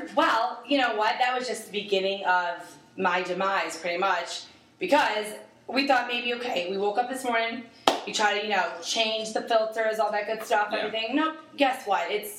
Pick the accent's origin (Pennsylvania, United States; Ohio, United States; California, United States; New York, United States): New York, United States; moved away; I'm from New York originally.